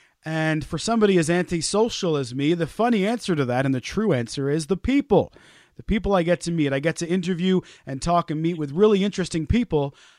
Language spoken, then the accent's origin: English; Wales, United Kingdom; I am Welsh, I promise you. I was born in Wales.